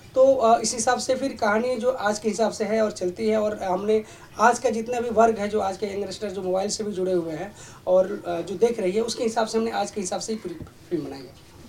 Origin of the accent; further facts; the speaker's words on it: Lucknow, Uttar Pradesh, India; मैं भी लखनऊ का रहने वाला हूँ